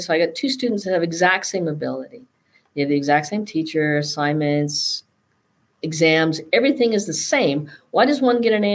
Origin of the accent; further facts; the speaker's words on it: Northern British Columbia, Canada; the way I was brought up and growing up in Northern British Columbia